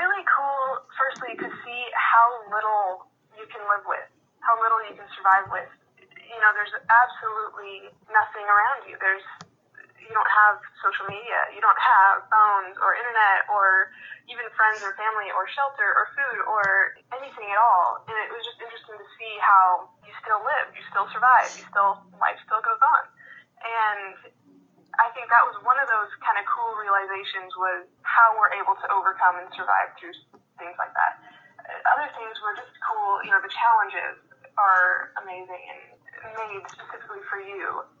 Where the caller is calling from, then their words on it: Yakima, Washington, United States; I am currently calling from Yakima, Washington.